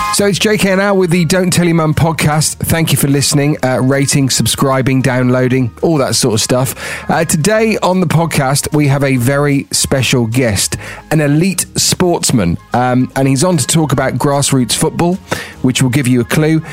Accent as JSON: {"language": "English", "town": "Tenbury Wells", "region": "West Midlands", "country": "United Kingdom", "tie": "born or raised there", "said": "I grew up in in Worcestershire, you know, a, a very small, tiny little village called Tenbury Wells"}